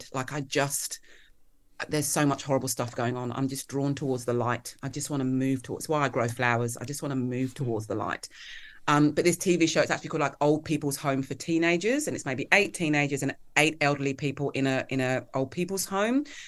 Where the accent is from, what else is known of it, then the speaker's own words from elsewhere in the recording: Kent and Hertfordshire, South East England, United Kingdom; moved away as an adult; also born or lived in London, England; now in Melbourne, Australia; I grew up in Kent, um, and Hertfordshire in the U K